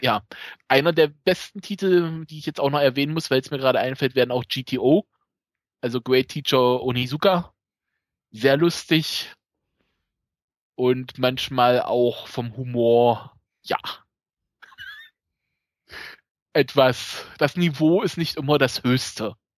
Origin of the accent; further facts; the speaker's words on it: Magdeburg region, Saxony-Anhalt, Germany; accent: East German; ich komme aus dem Osten, wie man vielleicht an der Stimme, am Akzent